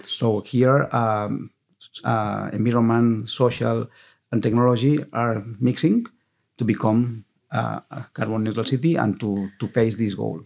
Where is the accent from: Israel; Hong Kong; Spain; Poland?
Spain; Viladecans, Catalonia; English is a second language; I'm from Vila de Cans. My grandfather, um, grandmother was from Vila de Cans.